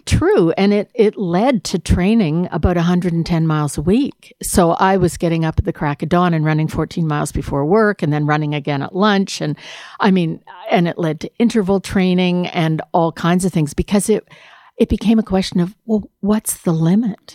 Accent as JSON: {"language": "English", "country": "Canada", "said": "It's my commitment as a non-Ontarian, as a Canadian"}